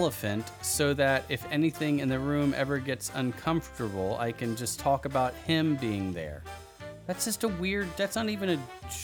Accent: Georgia, United States; moved away; I'm from the South, right? I'm originally from Georgia

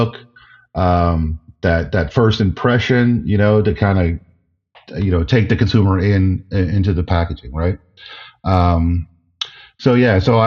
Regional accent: New Jersey, United States; Where I grew up in New Jersey was just adjacent to the Pine Barrens

